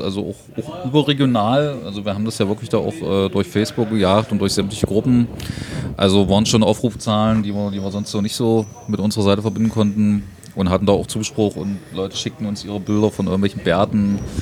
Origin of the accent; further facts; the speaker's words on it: Germany; als Deutscher